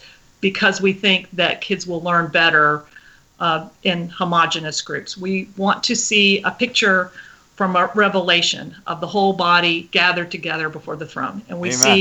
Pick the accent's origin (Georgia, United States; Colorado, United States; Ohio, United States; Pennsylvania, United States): Colorado, United States; I grew up in Colorado most of the time